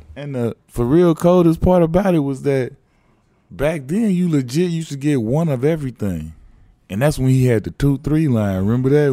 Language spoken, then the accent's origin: English; Chicago, Illinois, United States; I grew up in Chicago.